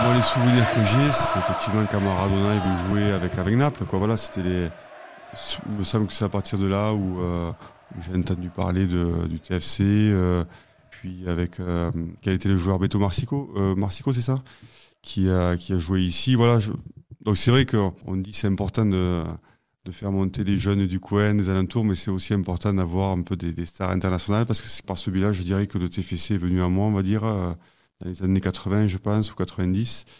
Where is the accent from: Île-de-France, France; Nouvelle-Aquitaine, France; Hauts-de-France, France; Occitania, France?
Occitania, France; Vénès; Je suis originaire du Tarn, et plus précisément du village de Vénès, situé entre Castres et Albi